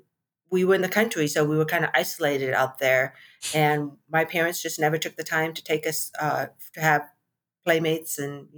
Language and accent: English; rural Nebraska, United States; moved away as an adult; also born or lived in Uijeongbu, South Korea / Arizona; now in New Braunfels, United States; I was adopted into a white home in rural Nebraska.